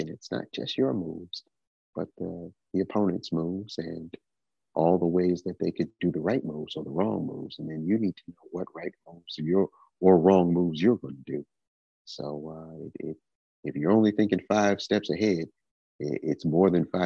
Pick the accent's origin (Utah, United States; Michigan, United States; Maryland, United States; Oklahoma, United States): Michigan, United States; Detroit; also born or lived in Houston, Texas; now in Tennessee, United States; I am originally from Detroit, Michigan, although I have been living in Tennessee for about the past 6 years